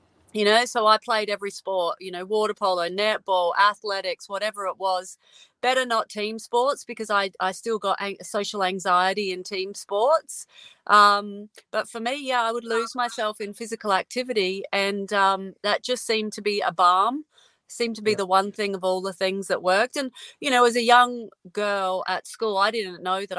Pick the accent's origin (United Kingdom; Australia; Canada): Australia; Adelaide, South Australia; moved away; I'm an Adelaide girl, South Australia. I'm not there anymore, but I grew up there.